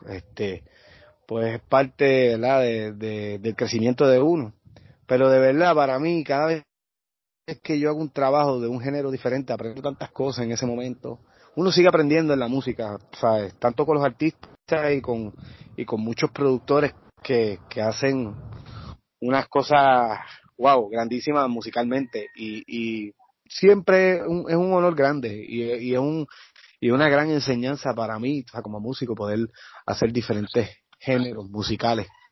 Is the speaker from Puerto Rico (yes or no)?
yes; Naranjito, Puerto Rico; de mi pueblo naranjito